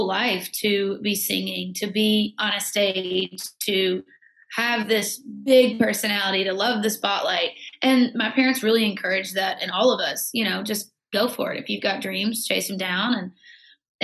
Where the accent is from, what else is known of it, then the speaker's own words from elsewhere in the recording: Campbellsville, Kentucky, United States; moved away as an adult; also born or lived in Nashville; I've always really felt that from my hometown.